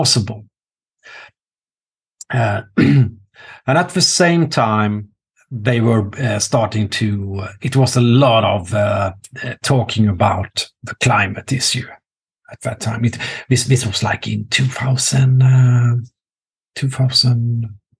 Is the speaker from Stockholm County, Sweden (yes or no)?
no; Norrköping, Östergötland, Sweden; my hometown, Norrköping